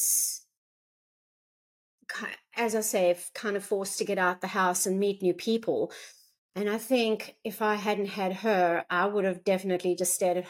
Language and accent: English; South Africa; moved away as an adult; now in Gold Coast, Australia; So I was born in South Africa and lived there until the age of around 32.